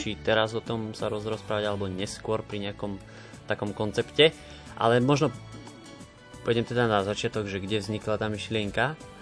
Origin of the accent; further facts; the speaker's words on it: Hvozdnica, Žilina Region, Slovakia; moved away as an adult; now in Žilina, Slovakia; Ja pochádzam z Hvozdnice, to je medzi Bytčov a Považskou Bystricou